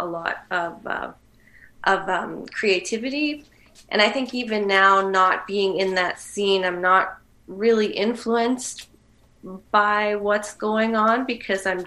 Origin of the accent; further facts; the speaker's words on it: Manitoba, Canada; I'm from Manitoba